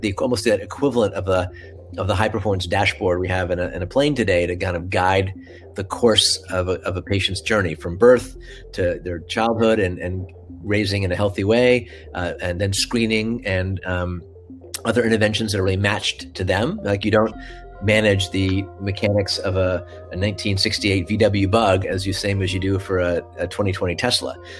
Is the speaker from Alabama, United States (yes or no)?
no; Washington, District of Columbia, United States; I grew up in the Washington D.C. area, so I could go to the Air and Space Museum uh, almost every week